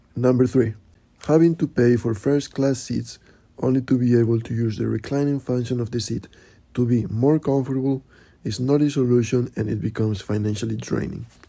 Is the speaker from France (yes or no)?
no; Spain; now in New York, United States; I am from Spain and I live in New York